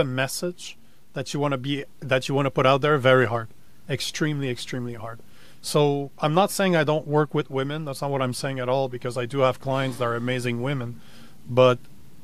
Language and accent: English; Canada; now in United States; I'm Canadian